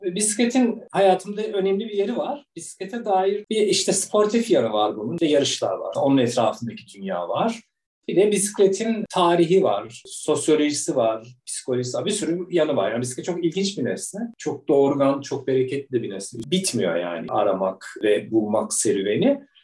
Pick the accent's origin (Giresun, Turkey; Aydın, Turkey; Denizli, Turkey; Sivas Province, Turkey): Sivas Province, Turkey; Gürün; now in Istanbul, Turkey; ben ilkokula küçük bir Anadolu kasabasında başladım. Sivas'ın Gürün kasabası.